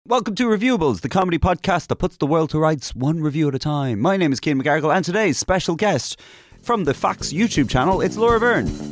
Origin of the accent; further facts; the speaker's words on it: Castlebar, Connacht, Ireland; there was an estate in Castlebar where I'm from called Maryland.